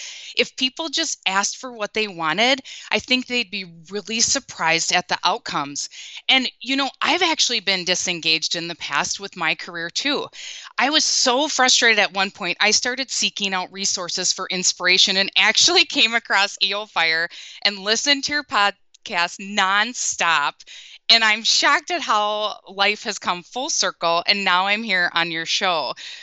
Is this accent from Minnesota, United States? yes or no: yes; Minnesota, United States; And if you can't tell from my accent, I'm from the Midwest, born and raised in Minnesota. And the past 14 years, we've been just across the border living in Wisconsin.